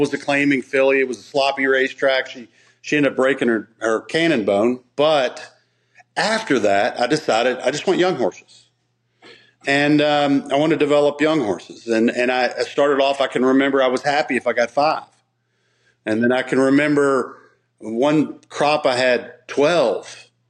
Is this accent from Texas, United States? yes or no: no; Arkansas, United States; born there; You know, I was born in Arkansas. Some people know that. Only because my father was in the military and my mother came to visit him.